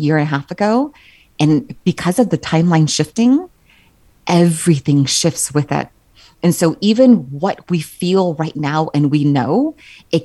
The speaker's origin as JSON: {"language": "English", "region": "Southern California", "country": "United States", "tie": "born or raised there", "moved": "yes", "said": "Growing up in Southern California, I mean, we were always forewarned about like earthquakes"}